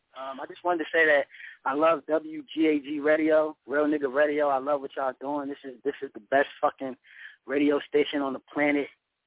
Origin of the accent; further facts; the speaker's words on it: Newark, New Jersey, United States; Now, I'm from Jersey. I'm from York, Brick City.